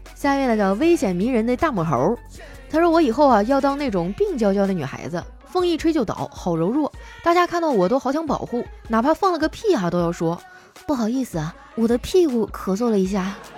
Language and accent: Chinese; Northeast China, China; moved away; 在我们东北啊，有的人得天天喝高了才回家。很多人啊，都说我们东北人能喝